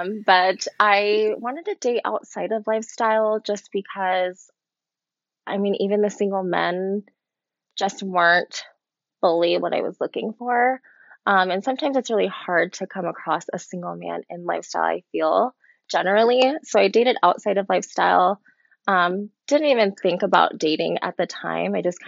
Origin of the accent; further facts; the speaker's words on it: Louisiana, United States; born there; I was born in Louisiana. Most people don't think that I was born in Louisiana. They definitely think I'm a Cali girl.